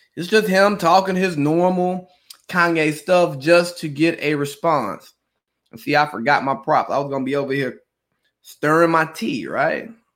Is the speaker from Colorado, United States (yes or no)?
no; Cartersville, Georgia, United States; I'm … from Cartersville. And part of that is keeping people who I grew up with close to me.